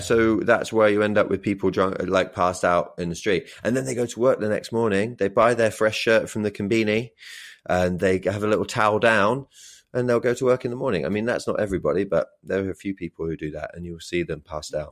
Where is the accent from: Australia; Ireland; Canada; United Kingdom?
United Kingdom; Oxfordshire, South East England; also born or lived in Brighton / Tokyo, Japan; now in London, United Kingdom; I'm from Oxfordshire and I lived in Brighton for a long time